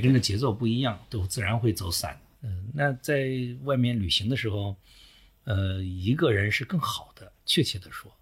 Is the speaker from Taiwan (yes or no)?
no; China; 作为中国人去读非中国的那个世